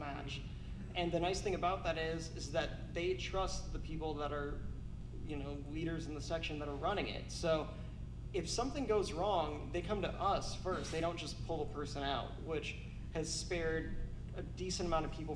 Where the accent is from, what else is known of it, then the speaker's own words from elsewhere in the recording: Crown Point, Indiana, United States; I was born in Crown Point, Indiana